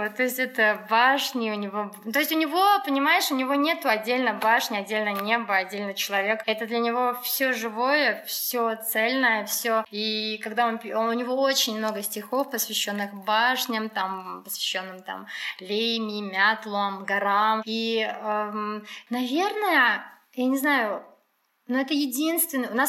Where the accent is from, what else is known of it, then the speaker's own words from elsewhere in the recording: Ingushetia, Russia; Я узнал, что мы из Кавказа